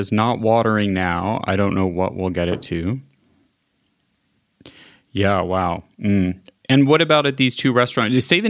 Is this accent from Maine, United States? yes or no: no; Kansas City, Missouri, United States; He was even in my hometown, the barbecue capital of Kansas City.